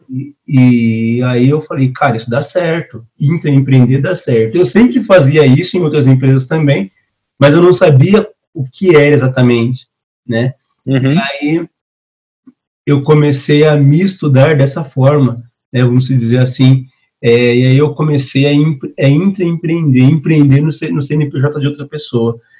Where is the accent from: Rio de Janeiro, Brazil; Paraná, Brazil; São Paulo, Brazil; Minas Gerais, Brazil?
São Paulo, Brazil; não sou carioca, eu sou paulista